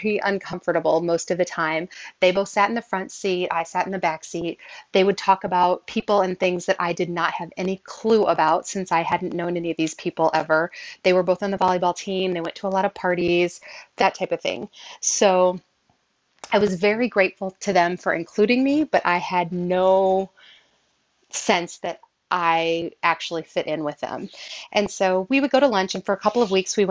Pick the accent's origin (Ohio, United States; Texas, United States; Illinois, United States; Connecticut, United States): Illinois, United States; Southern; I grew up in Southern Illinois